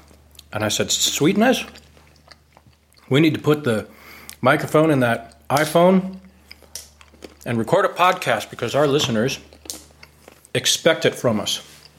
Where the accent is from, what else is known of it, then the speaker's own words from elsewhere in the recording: United States; now in Hanoi, Vietnam; because I'm an American